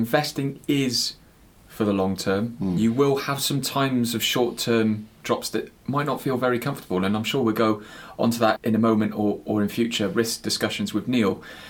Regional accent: West Country, South West England, United Kingdom; accent: West Country; that's my West Country accent coming through

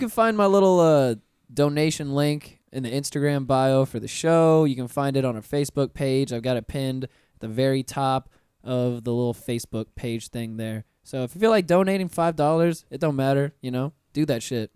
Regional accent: Pensacola, Florida, United States; I grew up in Pensacola, which is a ten minute drive away from Alabama, state lines.

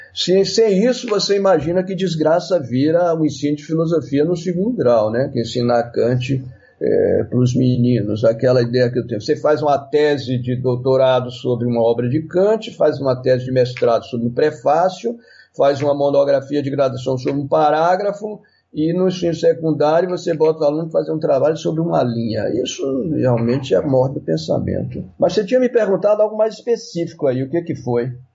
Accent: Minas Gerais, Brazil; sou mineiro e pisciano

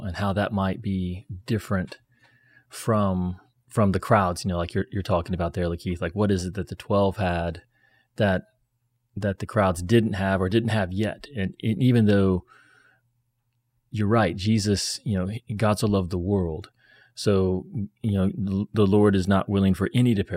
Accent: United States; I'm American

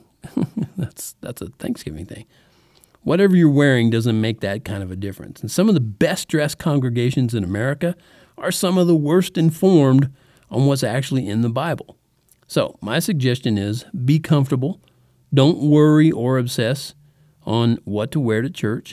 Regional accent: Texas, United States; also born or lived in El Paso, Texas / Oklahoma; from about the third grade to the twelfth in Texas, that's where we lived

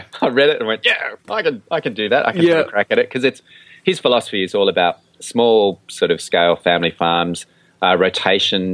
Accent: Armidale, New South Wales, Australia; I grew up in Armidale in northern New South Wales, so grew up in the country, but not on the land

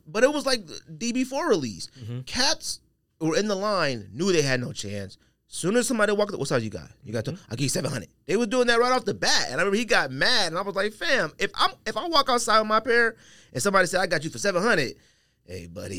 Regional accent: Paris, Île-de-France, France; I'm from Paris. I don't know who Cecile Bonson. He may be from Italy.

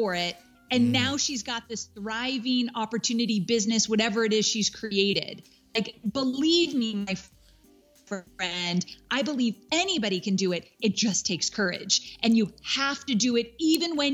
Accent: California, United States; moved away as an adult; now in Nashville, United States; I am born and raised in California, went to college in California, like my whole life, never been out of California in terms of where I've lived.

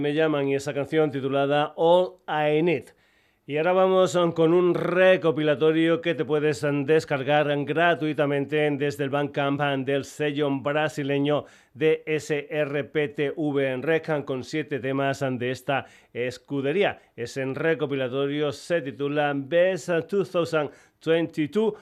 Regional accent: Extremadura, Spain

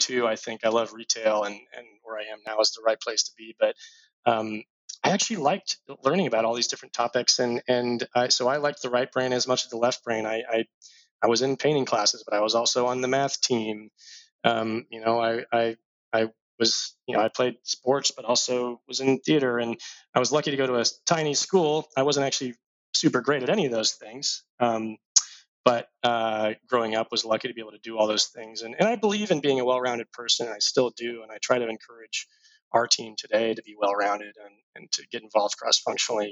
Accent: Dallas, Texas, United States; moved away as an adult; also born or lived in Houston; I was born in Houston, raised in Dallas, had a pretty awesome childhood

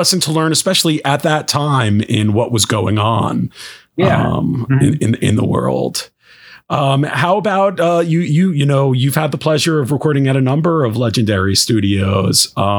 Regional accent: New Jersey, United States; I grew up in New Jersey in the New York City area.

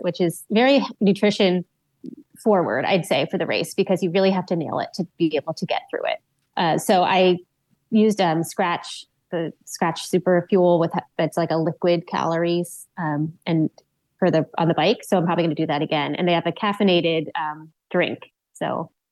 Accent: Maryland, United States; moved away as an adult; now in New York City, United States; I grew up in Maryland.

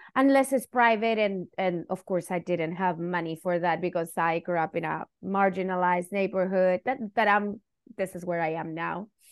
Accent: Chile; first language Spanish; English is a second language; moved away as an adult; now in United States; I'm Chilean, and, and that's part of my identity because I went through dictatorship because I'm Chilean

